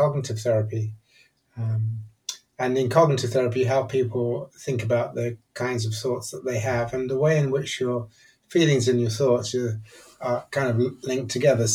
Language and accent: English; Nigeria; moved away; also born or lived in England / Edinburgh; I grew up in Nigeria, actually, and then I came to English boarding school